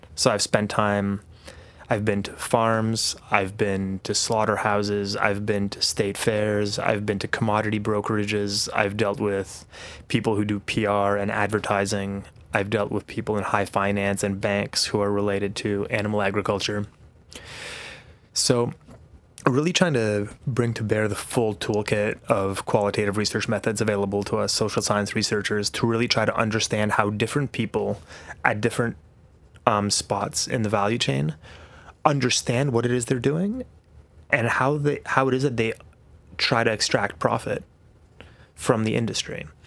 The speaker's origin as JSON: {"language": "English", "town": "Warsaw", "region": "Masovian Voivodeship", "country": "Poland", "tie": "born or raised there", "also_born_or_lived": "New Zealand", "moved": "yes", "said": "I grew up between Warsaw, which is the capital city, and a small farm that my grandparents had outside Warsaw."}